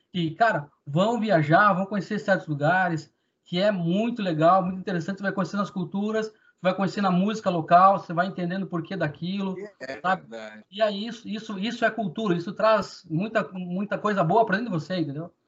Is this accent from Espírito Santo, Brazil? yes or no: no; Panambi, Rio Grande do Sul, Brazil; eu sou gaúcho de Panambi.